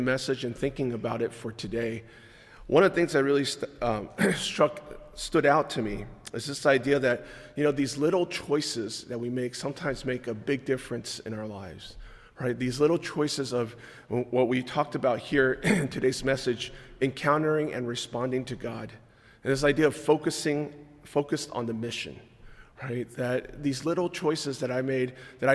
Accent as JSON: {"language": "English", "region": "California", "country": "United States", "tie": "born or raised there", "moved": "as an adult", "lives_now": "Maryland, United States", "said": "we grew up in California"}